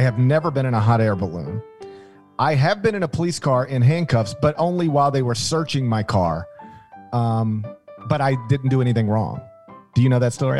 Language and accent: English; Mississippi, United States; I grew up in Mississippi